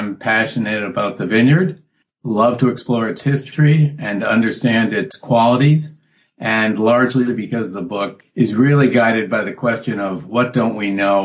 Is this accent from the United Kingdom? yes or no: no; New England, United States; also born or lived in Massachusetts; I grew up in New England and been in Massachusetts for 40 years.